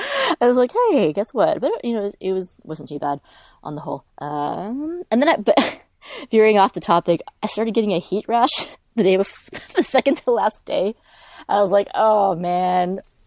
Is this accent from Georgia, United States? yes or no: no; California, United States; Like, I'm from California. It's a couple hours outside of this LA.